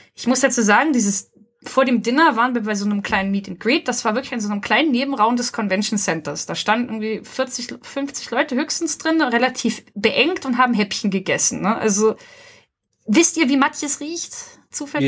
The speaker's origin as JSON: {"language": "German", "region": "Hamburg", "country": "Germany", "said": "dass ich aus Hamburg komme"}